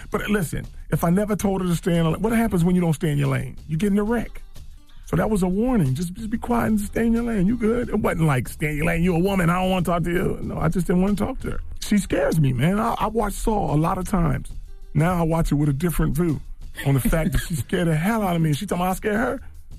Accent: East Coast, United States; I'm from the East Coast. I got to say

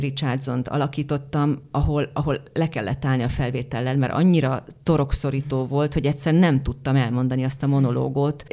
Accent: Hungary; accent: Hungarian; az én kiejtésem, de hát hogy miért ne lehetne az, hogy ugye Bécsben játszódik ez a film, hogy akkor hát egy magyar nő Bécsben miért ne élhetne, és akkor lehet Simán. a magyar akcentus.

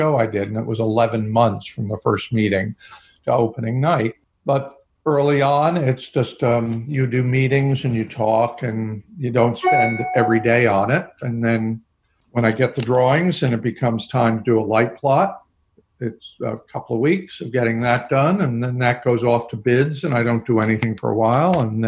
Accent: Harrison, New York, United States; I was raised just outside of New York City in the suburbs

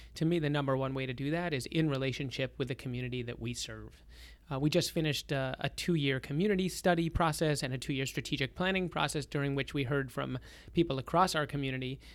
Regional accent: Lynnfield, Massachusetts, United States; I grew up in Boston, uh, on the North Shore in Linfield, Massachusetts. I'm a fourth generation Bostonian

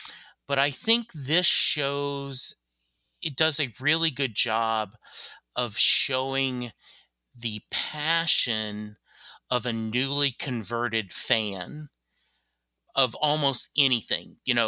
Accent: Louisiana, United States; born there; also born or lived in Germany; I was born in Louisiana. I've lived in the U.S. my whole life, except for like a year in Germany because my dad was stationed there

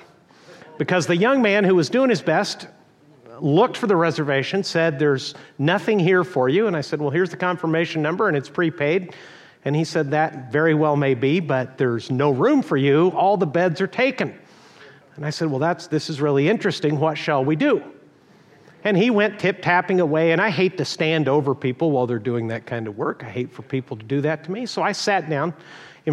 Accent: Texas, United States; moved away; I was born in Texas

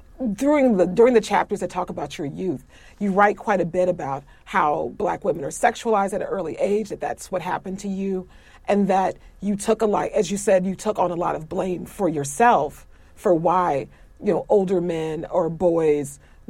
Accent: Florissant, Missouri, United States; the district that I was raised

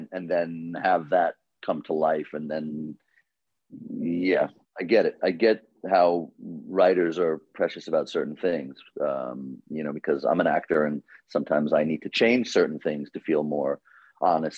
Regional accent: New York City, New York, United States; I grew up in Queens

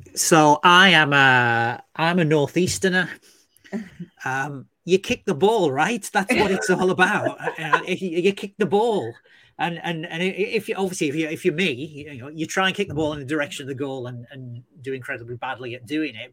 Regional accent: England, United Kingdom; us as English people

